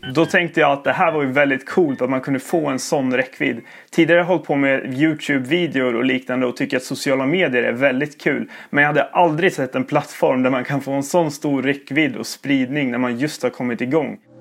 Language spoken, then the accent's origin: Swedish; Sala, Västmanland, Sweden; now in Växjö, Sweden; Jag kommer från eh, Sala, Västmanland bodde jag innan.